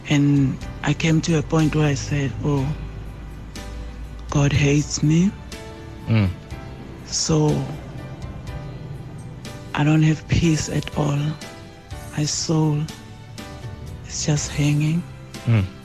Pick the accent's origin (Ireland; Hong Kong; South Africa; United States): South Africa; Lebombo, Limpopo; I'm from Libombo.